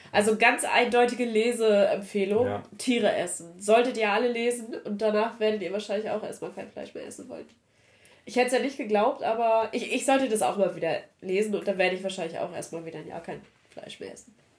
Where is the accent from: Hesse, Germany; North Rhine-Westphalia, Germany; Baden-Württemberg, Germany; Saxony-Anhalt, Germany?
Saxony-Anhalt, Germany; Ich komme aus Sachsen-Anhalt.